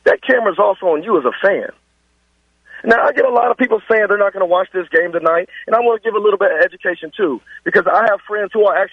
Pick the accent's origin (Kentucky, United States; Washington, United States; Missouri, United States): Kentucky, United States; Louisville; I'm from West End, Louisville